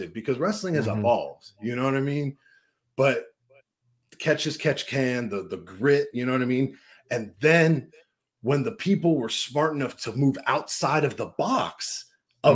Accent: Richmond, California, United States; I'm from Richmond

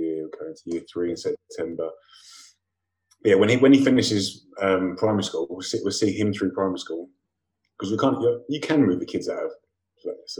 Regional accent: England, United Kingdom; also born or lived in London; now in North East England, United Kingdom; I'm an Englishman. I live in England and I spend my whole of my life in England. That's just because by chance I was born here.

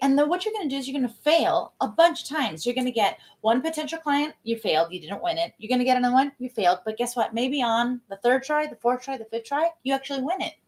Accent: San Diego, California, United States; moved away as an adult; now in San Clemente, United States; I'm originally from San Diego

